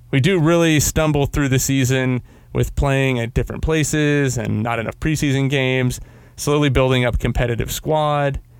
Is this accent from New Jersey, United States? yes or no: no; Vermont, United States; Like I said before, I'm from Vermont, and I used that used to be in cold weather all the time.